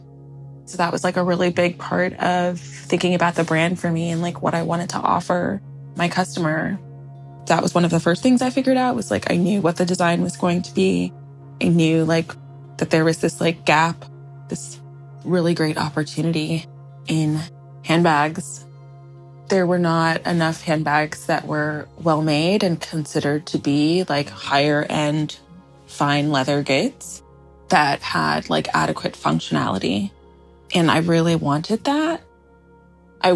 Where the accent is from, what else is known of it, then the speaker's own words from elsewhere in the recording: Washington, District of Columbia, United States; we grew up in Washington, D.C.